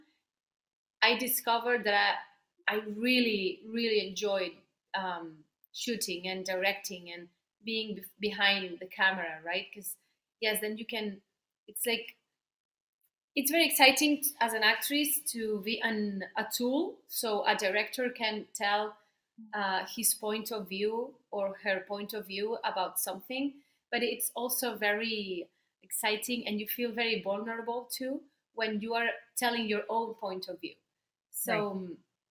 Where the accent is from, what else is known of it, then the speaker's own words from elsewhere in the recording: Barcelona, Catalonia, Spain; first language Spanish; English is a second language; now in Madrid, Spain; I live in Madrid, but I'm from Barcelona.